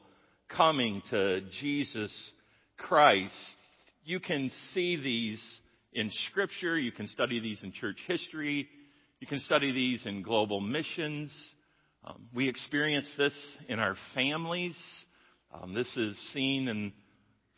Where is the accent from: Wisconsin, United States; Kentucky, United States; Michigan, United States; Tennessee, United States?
Michigan, United States; Jenison; moved away; I grew up here in Jennison, top of the hill